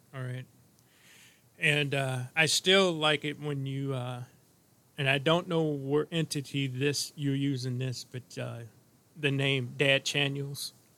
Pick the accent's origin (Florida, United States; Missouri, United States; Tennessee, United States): Missouri, United States; St. Louis; I was born in St. Louis